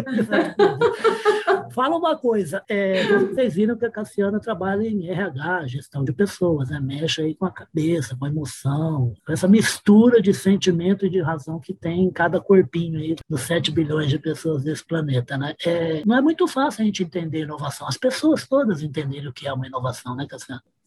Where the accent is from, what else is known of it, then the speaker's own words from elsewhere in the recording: Uberaba, Minas Gerais, Brazil; Eu sou mineira de Beraba